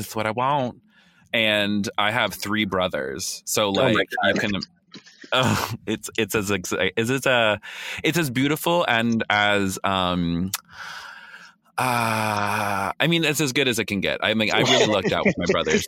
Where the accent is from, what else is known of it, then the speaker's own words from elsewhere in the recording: the South, United States; I'm also from the South